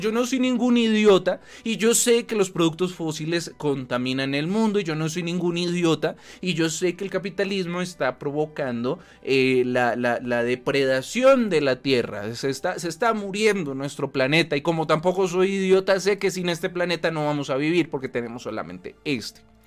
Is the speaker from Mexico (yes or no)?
no; Colombia; nosotros como colombianos